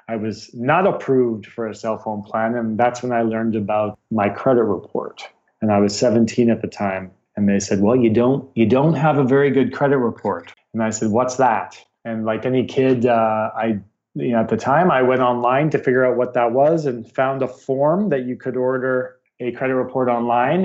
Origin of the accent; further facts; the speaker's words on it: Vancouver, British Columbia, Canada; also born or lived in Ontario; I'm from Vancouver, BC. I was not quite born here, but almost. I moved here as an infant from uh, Ontario, so don't really remember the East Coast. So Vancouver raised